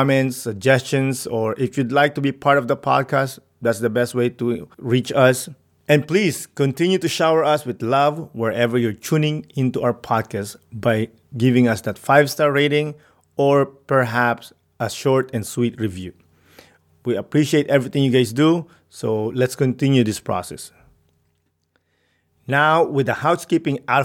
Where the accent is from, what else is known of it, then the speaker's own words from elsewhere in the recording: Philippines; moved away; I grew up in the Philippines